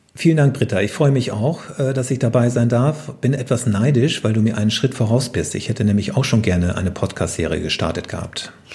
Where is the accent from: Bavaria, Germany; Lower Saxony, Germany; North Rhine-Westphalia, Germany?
Lower Saxony, Germany; Oldenburger Münsterland, Cloppenburg district; moved away; also born or lived in Braunschweig; Bin nicht in Braunschweig aufgewachsen, sondern im Südolmunger Münsterland, in mhm. einem hm. kleinen Dorf im Kreis Kloppenburg. Und dort bin ich auf einem Bauernhof aufgewachsen. Das ist natürlich auch tiefstes Niedersachsen.